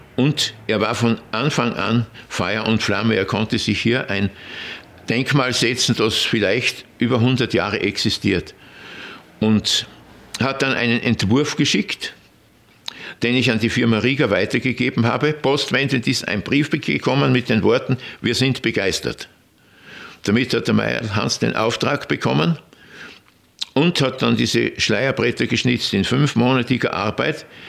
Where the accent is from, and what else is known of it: Bad Aussee, Styria, Austria; born or raised there